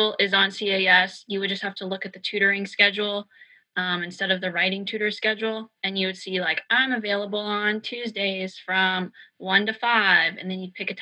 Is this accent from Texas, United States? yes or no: no; Virginia, United States; moved away; I'm from Virginia. I love my home state.